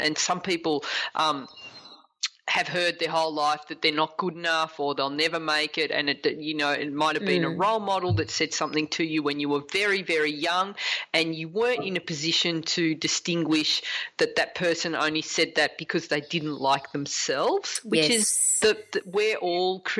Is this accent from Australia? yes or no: yes; Australia; as an Australian